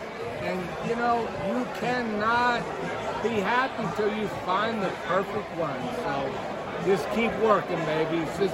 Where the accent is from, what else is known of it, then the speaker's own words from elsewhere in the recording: Ohio, United States; now in Fort Lauderdale, United States; Grew up in Ohio